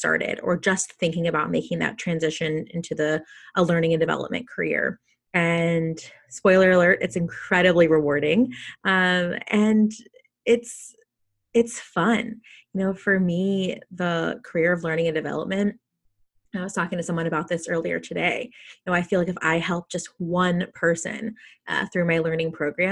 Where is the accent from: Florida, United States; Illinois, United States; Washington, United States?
Florida, United States; South; now in California, United States; I grew up in South Florida